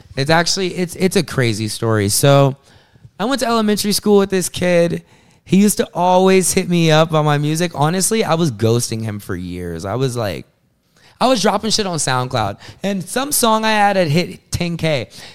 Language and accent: English; South Carolina, United States; moved away as an adult; also born or lived in Atlanta, Georgia; now in Long Island, United States; I'm an artist, born in Atlanta, grew up in South Carolina